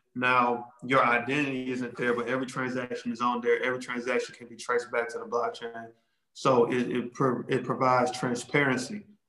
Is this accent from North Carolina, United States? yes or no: yes; Charlotte, North Carolina, United States; I live in Charlotte, North Carolina. I'm from Charlotte